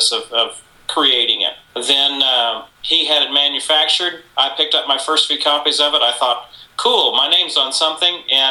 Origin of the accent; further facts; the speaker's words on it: San Antonio, Texas, United States; moved away as an adult; now in Nashville, United States; I was from San Antonio, Texas, and was working there